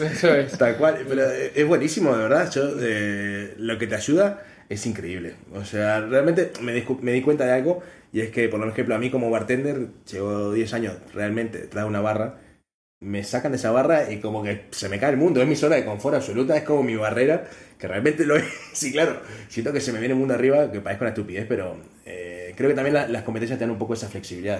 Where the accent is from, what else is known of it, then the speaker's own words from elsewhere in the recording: Uruguay; moved away; lo que extraño de Uruguay es la Fanta pomelo que acá no hay